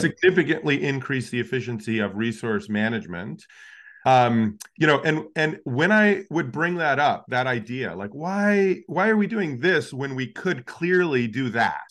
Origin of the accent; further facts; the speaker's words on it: Alaska, United States; I grew up in Alaska